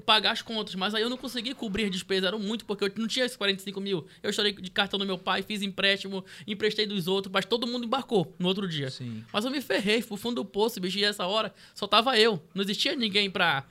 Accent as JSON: {"language": "Portuguese", "town": "Porto Velho", "region": "Rondônia", "country": "Brazil", "tie": "born or raised there", "also_born_or_lived": "Santarém, Pará / São Paulo", "said": "Vim para Porto Velho em 2001, né? Então, Porto Velho não tinha nada, eu tinha 11 anos de idade."}